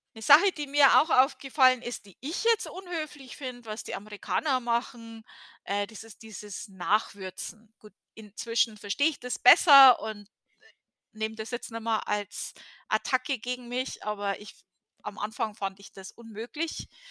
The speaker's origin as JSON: {"language": "German", "country": "Germany", "moved": "yes", "said": "als Deutsche"}